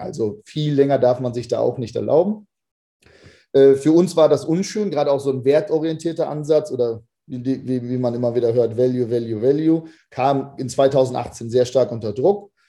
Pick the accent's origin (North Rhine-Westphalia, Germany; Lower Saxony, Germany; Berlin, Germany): Lower Saxony, Germany; moved away as an adult; also born or lived in United States; Also ich komme ursprünglich aus Niedersachsen